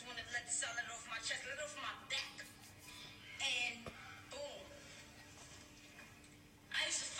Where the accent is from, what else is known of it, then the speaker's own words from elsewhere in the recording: New York City, New York, United States; I'm straight from the Bronx. I'm not a Harlem nigga. I fuck to Harlem, but I'm a BX chick.